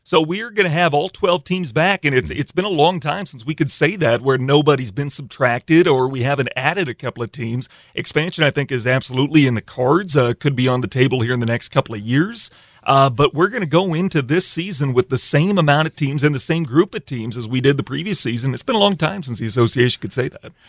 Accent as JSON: {"language": "English", "region": "Iowa", "country": "United States", "tie": "born or raised there", "moved": "yes", "lives_now": "Sioux Falls, United States", "said": "growing up in Iowa"}